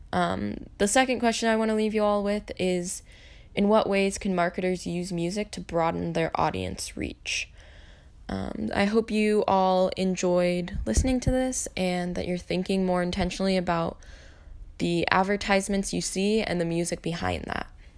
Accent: Eatonville, Washington, United States; My hometown is Eatonville, Washington, which is a really small town at the base of Mount Rainier.

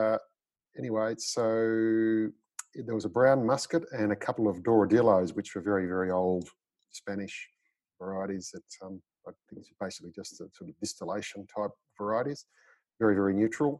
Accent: Ovens Valley, northeast Victoria, Australia; Grew up in the northeast of Victoria in the Ovens Valley, which is now the Alpine Valleys wine region

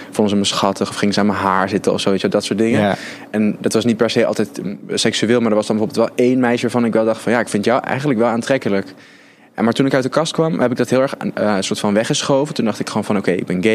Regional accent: Arnhem, Gelderland, Netherlands; born or raised there

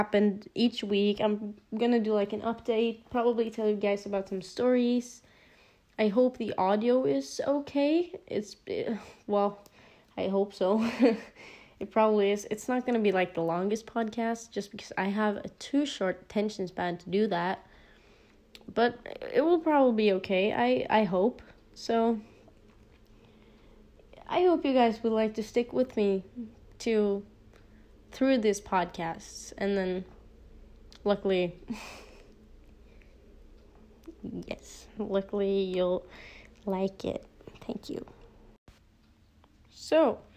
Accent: Norway; English is a second language; I am a 16-year-old girl from Norway

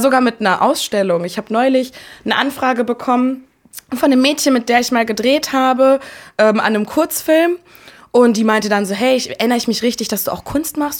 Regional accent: Bielefeld, North Rhine-Westphalia, Germany; moved away as an adult; now in Berlin, Germany; meine Heimatstadt Bielefeld

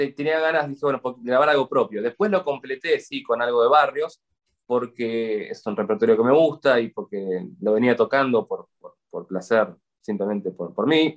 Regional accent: Buenos Aires, Argentina; como buen porteño

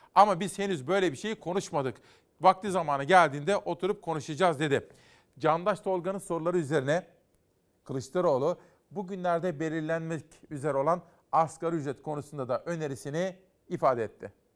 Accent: Turkey; Ben bu ülkede doğdum, bu ülkede yaşayacağım, bu ülkede öleceğim

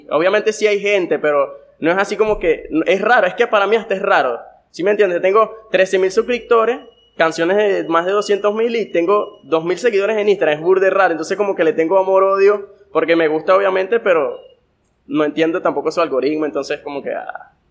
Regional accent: Guanare, Portuguesa, Venezuela; Que siento que me, me aleja de todos aquellos artistas que soy de Guanare.

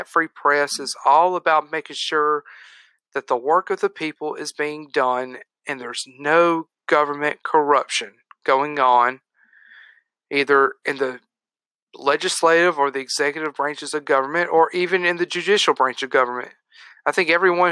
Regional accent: United States; us as American citizens

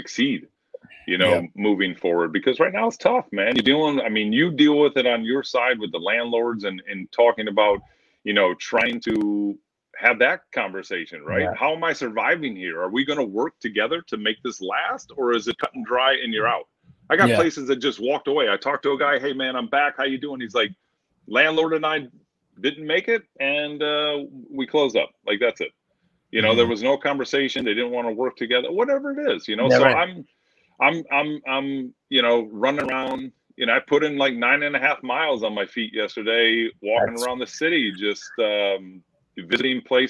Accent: Michigan, United States; moved away; I grew up in Michigan, graduated in 96, and played football

